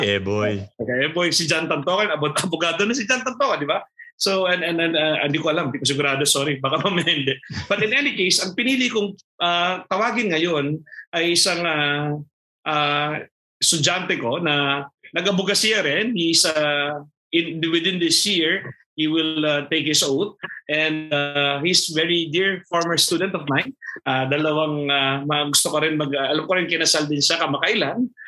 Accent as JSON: {"language": "Tagalog", "area": "Tarlac", "region": "Central Luzon", "country": "Philippines", "moved": "yes", "lives_now": "Antipolo, Philippines", "said": "ako ay taga Tarlac"}